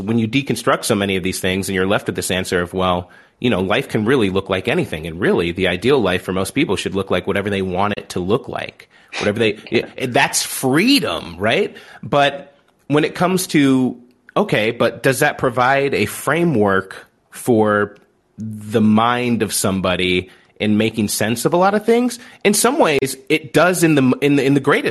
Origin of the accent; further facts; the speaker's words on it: Southern Illinois, United States; growing up in Southern Illinois